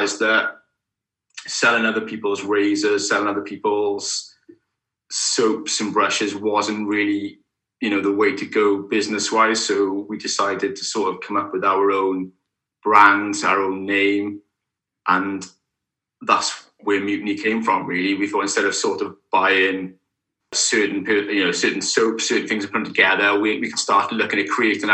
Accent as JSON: {"language": "English", "town": "Caerphilly", "region": "Wales", "country": "United Kingdom", "said": "I'm originally from Caerphilly, which is just down the road from Newport"}